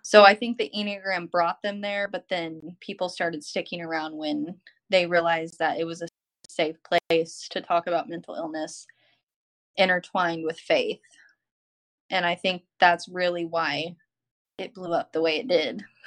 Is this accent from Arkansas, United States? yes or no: yes; Arkansas, United States; moved away as an adult; also born or lived in California; I'm from Arkansas we moved to California because that's where he was stationed